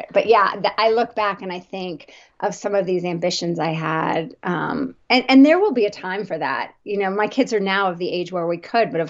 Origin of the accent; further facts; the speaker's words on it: New Jersey, United States; I grew up on the East Coast, New Jersey suburbs, very traditional growing up.